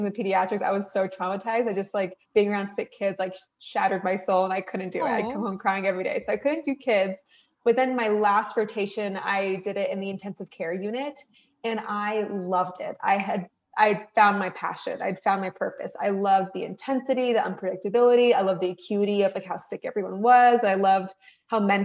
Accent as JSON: {"language": "English", "town": "Reno", "region": "Nevada", "country": "United States", "tie": "born or raised there", "said": "I am a first generation American. My parents are from Iran. We grew up in Reno, Nevada, which is on the western part of the US."}